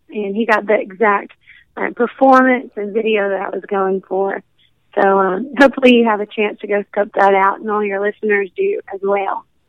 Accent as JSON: {"language": "English", "region": "Alabama", "country": "United States", "tie": "born or raised there", "said": "I am from Alabama, and so that's considered a southern state. So you know, I'm going to be raised around country music"}